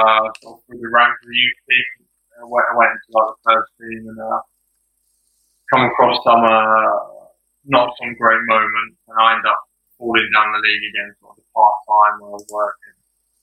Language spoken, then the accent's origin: English; Aylesbury, South East England, United Kingdom; So I grew up in Aylesbury, which is sort of by you'd probably say more London way, really.